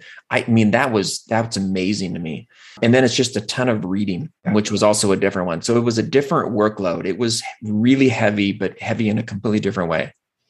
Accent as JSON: {"language": "English", "region": "Pacific Northwest", "country": "United States", "tie": "born or raised there", "said": "So I grew up in the Northwest"}